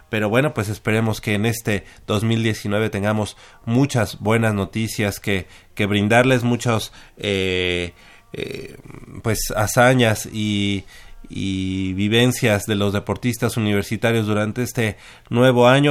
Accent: Mexico; como ciudadanos, como, sí, como mexicanos

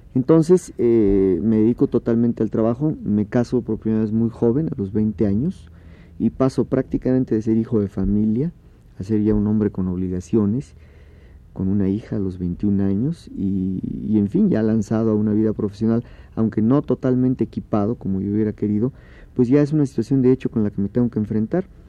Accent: Oaxaca, Mexico; Yo crecí en Oaxaca

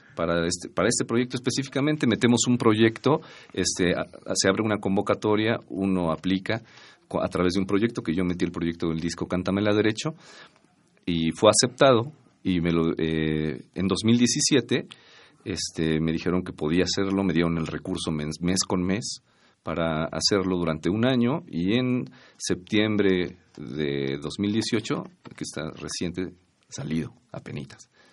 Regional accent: Atlacomulco, State of Mexico, Mexico; also born or lived in Toluca, State of Mexico; yo nací en Atlacomulco, bueno, propiamente en Toluca, Estado de México, pero mis papás eran de Atlacomulco, entonces eh, yo me considero de Atlacomulco, Estado de México

